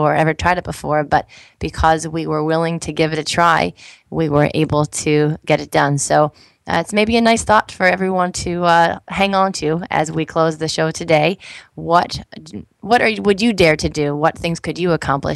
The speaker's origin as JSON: {"language": "English", "region": "New Jersey", "country": "United States", "tie": "born or raised there", "said": "I grew up in New Jersey"}